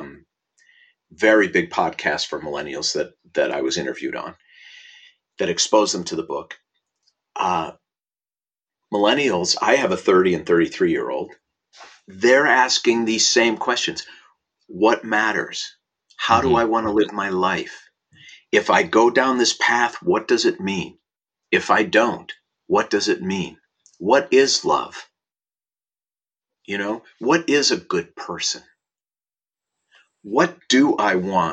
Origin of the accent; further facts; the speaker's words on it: Minneapolis, Minnesota, United States; now in Los Angeles, United States; I was born in Minneapolis, Minnesota in 1960 and went to Aquila Elementary School